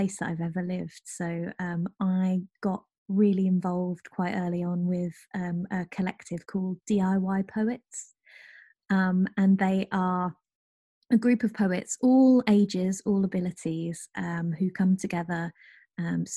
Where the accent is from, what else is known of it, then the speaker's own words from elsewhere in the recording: rural Norfolk, East of England, United Kingdom; now in Nottingham, United Kingdom; where I grew up, which is rural Norfolk